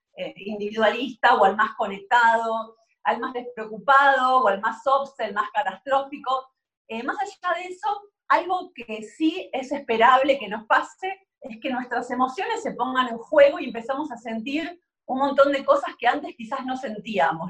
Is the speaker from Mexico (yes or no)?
no; Argentina; soy argentina